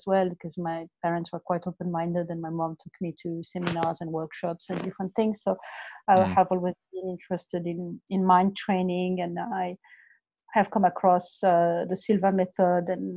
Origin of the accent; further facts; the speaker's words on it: Morocco; moved away as an adult; also born or lived in France; now in Australia; I'm coming from Morocco, and I did a Master of Commerce in France, and then I came to Australia 20 years ago to do an MBA